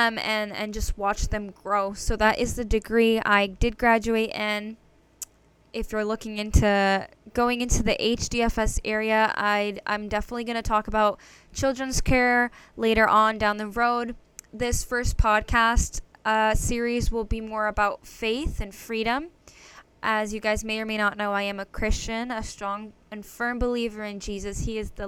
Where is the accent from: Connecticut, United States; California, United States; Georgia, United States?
Connecticut, United States; I was born and raised in Connecticut